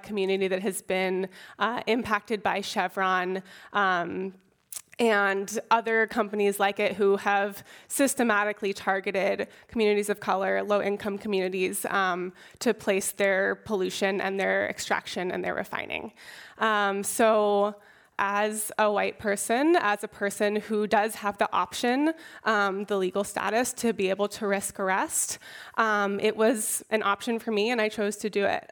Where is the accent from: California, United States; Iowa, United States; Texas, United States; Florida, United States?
California, United States; Oakland; I was born and raised in Oakland